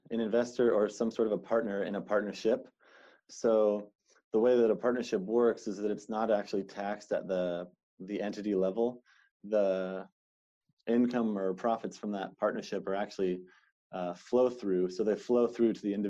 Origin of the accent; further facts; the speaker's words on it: Seattle, Washington, United States; born and raised in Seattle, Washington